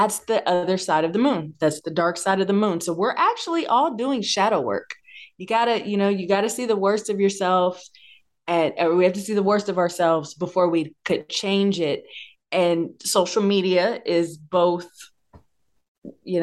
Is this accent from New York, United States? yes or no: no; Bay Area, California, United States; I'm born and bred in the Bay Area, and I grew up listening to everything